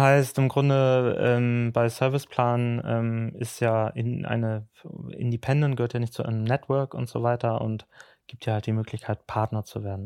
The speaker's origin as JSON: {"language": "German", "town": "Ahrensburg", "region": "Schleswig-Holstein", "country": "Germany", "also_born_or_lived": "Hamburg", "said": "ich komme aus Ahrensburg, aus Schleswig-Holstein"}